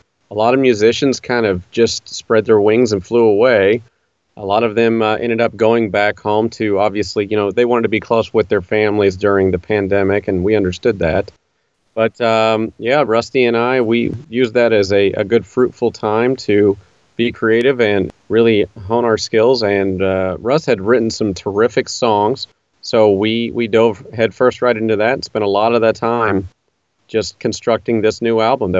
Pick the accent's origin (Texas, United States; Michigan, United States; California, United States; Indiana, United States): Indiana, United States; moved away as an adult; now in Nashville, United States; I grew up in Indiana